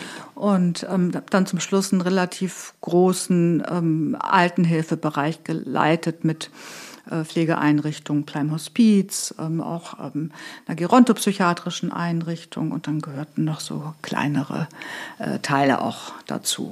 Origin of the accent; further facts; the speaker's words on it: between Göttingen and Hanover, Lower Saxony, Germany; moved away as an adult; now in Hamburg, Germany; komme ursprünglich aus Niedersachsen, bin aufgewachsen zwischen Göttingen und Hannover.